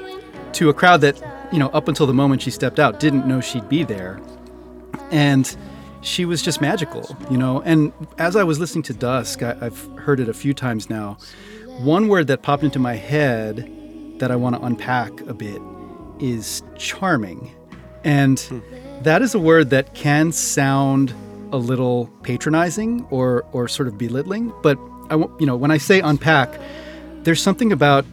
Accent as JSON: {"language": "English", "region": "Hawaii", "country": "United States", "tie": "born or raised there", "moved": "yes", "lives_now": "Philadelphia, United States", "said": "I grew up in Hawaii"}